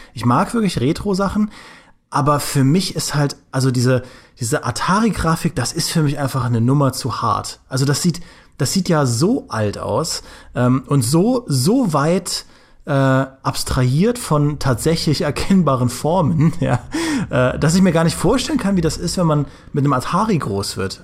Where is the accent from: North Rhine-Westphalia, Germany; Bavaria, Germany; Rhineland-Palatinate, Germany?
Rhineland-Palatinate, Germany; Trier; Ich komme ja aus Trier, das liegt ja nahe äh, zur Grenze an, zu Luxemburg